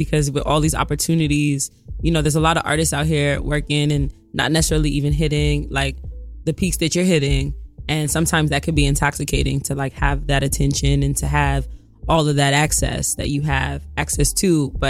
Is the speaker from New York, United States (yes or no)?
yes; New York, United States; also born or lived in Brooklyn; I grew up in Rosedale.